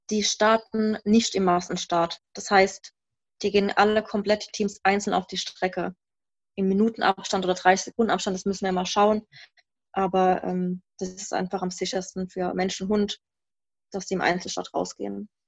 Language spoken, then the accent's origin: German; Baden-Württemberg, Germany; also wir sind aus dem Rhein-Neckar-Kreis jetzt, aus Mannheim-Heidelberg kommen wir.